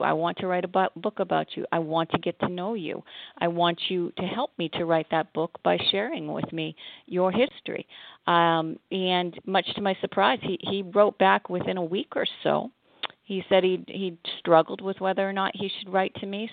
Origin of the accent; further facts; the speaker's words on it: Massachusetts, United States; moved away as an adult; also born or lived in Montreal, Canada / Cincinnati, Ohio / Ohio; now in Connecticut, United States; I grew up in Massachusetts